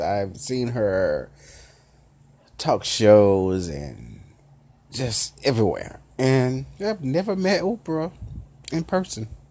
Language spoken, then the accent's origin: English; Memphis, Tennessee, United States; accent: southern; I'm a southern cat, you know, as they say it. I'm southern. I'm from Memphis city